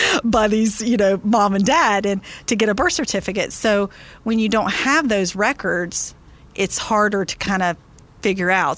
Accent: Tallahassee, Florida, United States; which is actually in my hometown

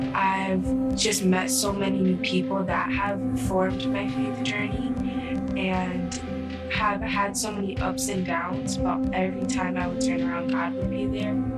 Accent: Chicago, Illinois, United States; I'm from Chicago, born and raised in Garfield Park and Humboldt Park.

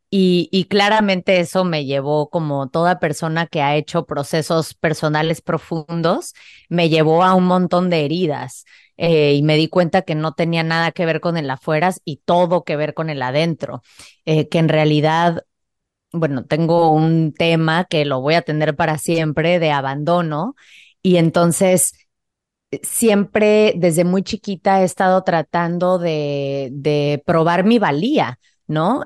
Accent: Playa del Carmen, Quintana Roo, Mexico; moved away as an adult; also born or lived in Mexico City; yo crecí en Playa del Carmen, que en ese entonces era un pueblo bastante pequeño

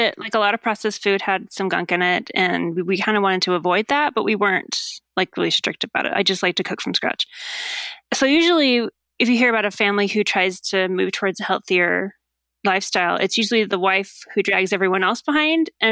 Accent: Idaho, United States; moved away; I grew up in Idaho

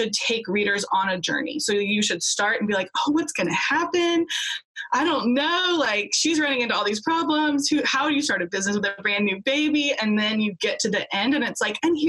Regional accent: United States; also born or lived in Australia; We're both American

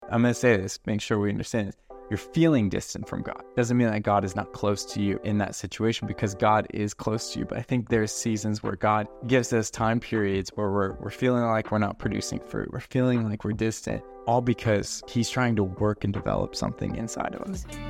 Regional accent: Colorado, United States; I'm from Colorado

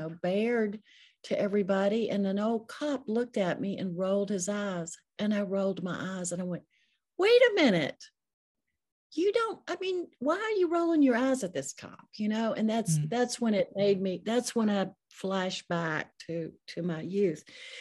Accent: the South, United States; I was raised in the South. I'm almost 70 years old. So during the Jim Crow era, you know, just a lot of changes.

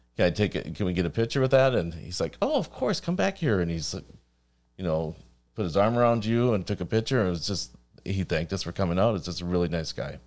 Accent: Wisconsin, United States; I'm from Wisconsin.

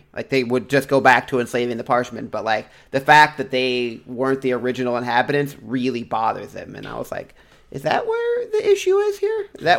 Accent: United States; coming as an American

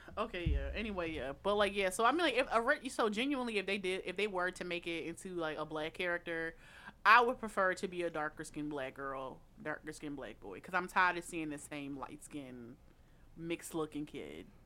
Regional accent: Philadelphia, Pennsylvania, United States; as a Philadelphian

